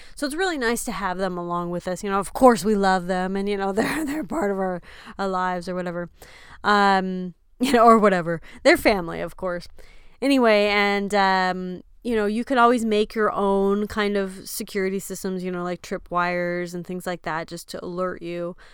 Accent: Texas, United States; moved away; we are from Texas

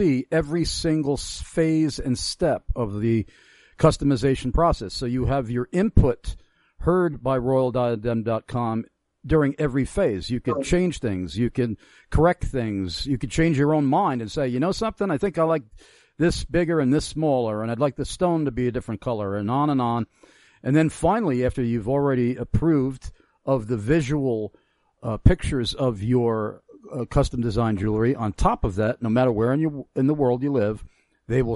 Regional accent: Long Island, New York, United States; growing up on Long Island

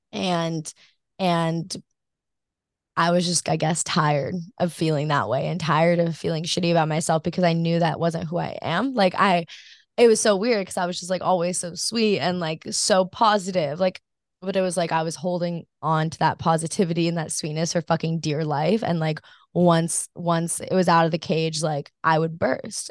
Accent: Maui, Hawaii, United States; grew up on Maui, but I am not, like, I did not grow up surfing

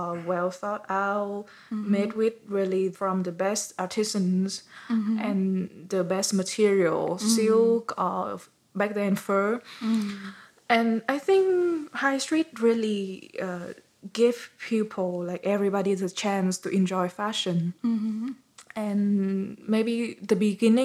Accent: Vietnam; my home country

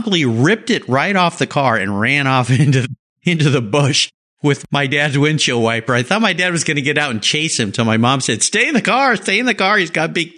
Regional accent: Southern California, United States; When I was a kid, I grew up in Southern California

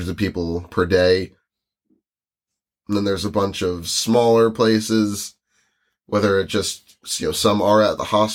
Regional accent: United States; now in New Jersey, United States; we're from the United States

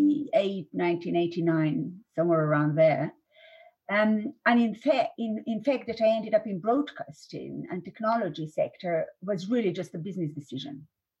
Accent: Slovenia; moved away as an adult; now in London, United Kingdom; I was born in Slovenia, at the time old Yugoslavia.

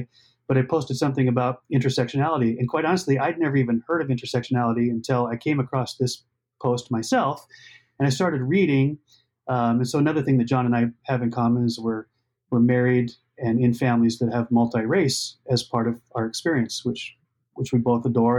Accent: Montana, United States; moved away as an adult; also born or lived in Minneapolis; I grew up in Montana.

